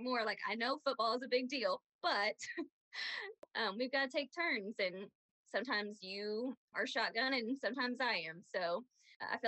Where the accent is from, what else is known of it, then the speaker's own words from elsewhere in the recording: Aledo, Texas, United States; we grew up in Aledo.